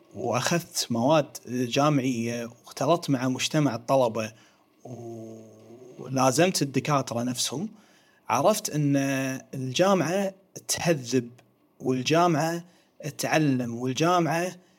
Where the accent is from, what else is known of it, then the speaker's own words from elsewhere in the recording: Kuwait; احنا عندنا في الكويت